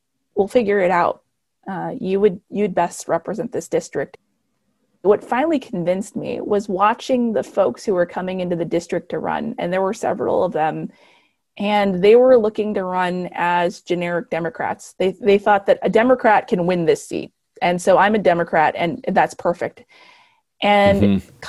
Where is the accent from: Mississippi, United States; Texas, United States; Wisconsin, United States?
Texas, United States; El Paso; moved away as an adult; now in Dallas, United States; I was born in El Paso, Texas, to a Mexican mom